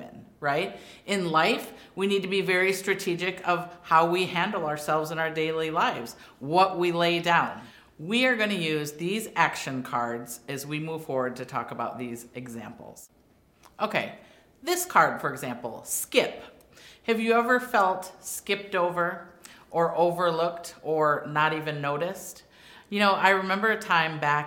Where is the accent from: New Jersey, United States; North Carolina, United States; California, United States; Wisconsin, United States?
Wisconsin, United States; I grew up in Wisconsin